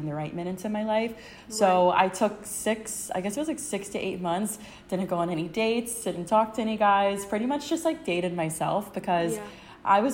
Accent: Myrtle Beach, South Carolina, United States; now in Charleston, United States; I grew up in Myrtle Beach, which is like 2 hours from here. So it's a lot of my hometown. It's very Southern traditional.

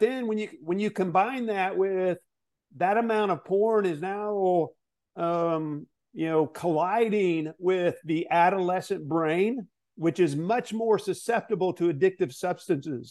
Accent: Arkansas, United States; also born or lived in Southern California; I was born in Southern California, grew up in Arkansas

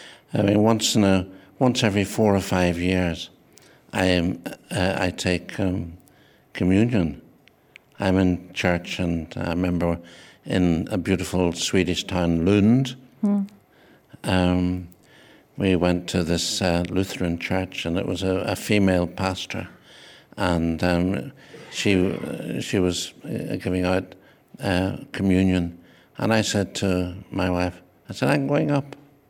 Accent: Northern Ireland, United Kingdom; But I was born on Ireland, on an island called Ireland, mm-hmm. and I'm Irish, so I'm both those things.

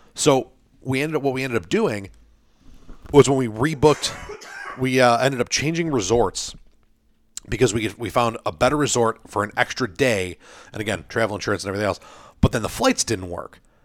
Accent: United States; I'm an American.

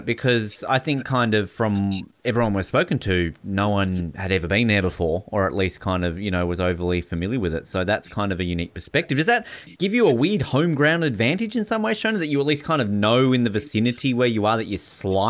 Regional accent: Tasmania, Australia; born or raised there

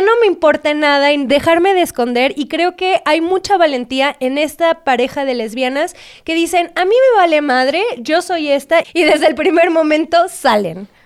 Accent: Guadalajara, Jalisco, Mexico; yo soy de Guadalajara, de una sociedad bastante conservadora

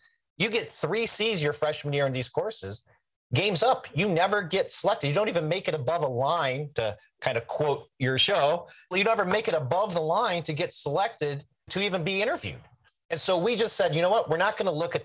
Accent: Midwest, United States; I'm an Irish Catholic boy from the Midwest.

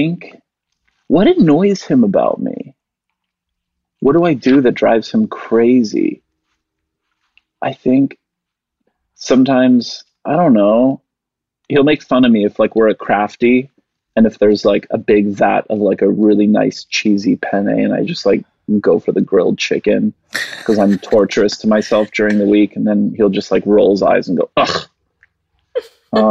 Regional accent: Canada; moved away; also born or lived in West Virginia; I'm Canadian

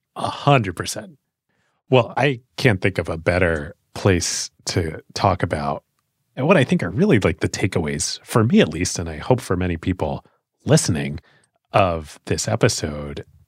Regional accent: United States; as an American

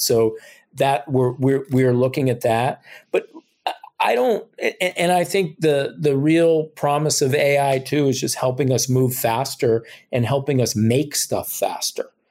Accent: New Jersey, United States; moved away; I'm originally from New Jersey

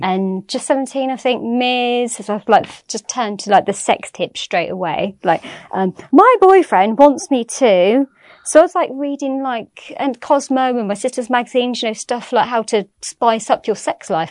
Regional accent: Swindon, South West England, United Kingdom; I was born in Swindon

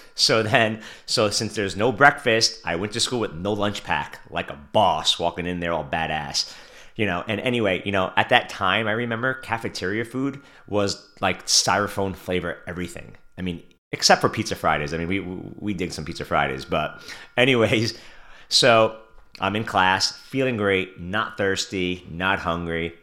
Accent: New York City, New York, United States; I was born and raised in Brooklyn, New York

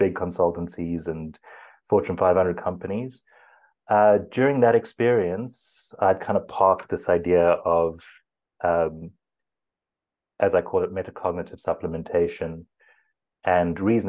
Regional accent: South Africa; first language English; I'm from South Africa, so that's a good Afrikaans surname. I grew up English

